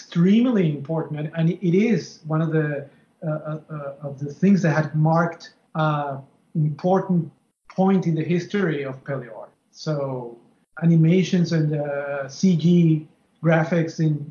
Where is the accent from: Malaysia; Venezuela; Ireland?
Venezuela; now in Miami, United States; I am from Venezuela, but I live in Miami, Florida.